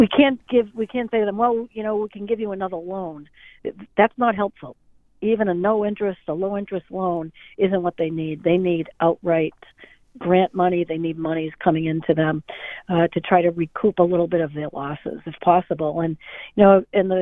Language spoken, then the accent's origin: English; Spencer, Massachusetts, United States; I was in 4-H when I was a much younger person when I growing up in Spencer